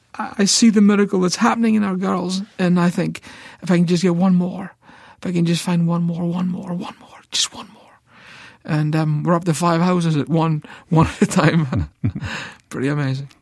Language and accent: English; Scotland, United Kingdom; moved away as an adult; now in United States; I'm Scottish